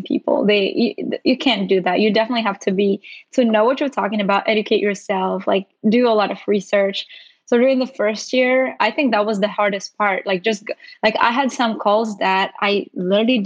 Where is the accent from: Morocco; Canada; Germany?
Morocco; moved away as an adult; now in United States